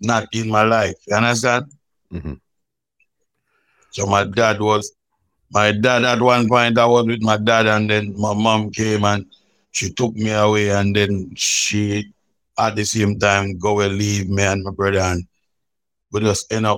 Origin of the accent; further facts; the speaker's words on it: Roses Valley near Balaclava, St. Elizabeth, Jamaica; when I grew up, my grandmother still, you know, it wasn't that rough because up in that countryside, it's a place called Roses Valley near Balaclava in St. Elizabeth